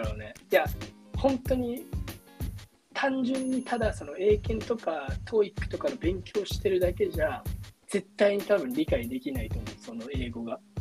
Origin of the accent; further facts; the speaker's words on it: Japan; moved away as an adult; now in Little Rock, United States; 日本人として